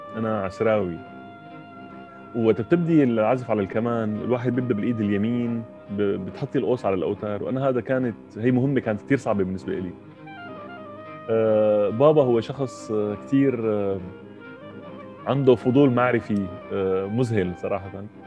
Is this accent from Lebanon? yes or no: no; Damascus, Damascus Governorate, Syria; moved away as an adult; انا من من دمشق وعشت بسوريا اول 24 سنه من عمري